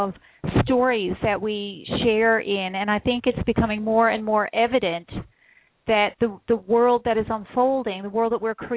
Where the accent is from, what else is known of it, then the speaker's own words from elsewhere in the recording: Newfoundland and Labrador, Canada; also born or lived in central Ontario; now in Ontario, Canada; I'm from Newfoundland originally, so you can't get more wild than the rugged shores of Newfoundland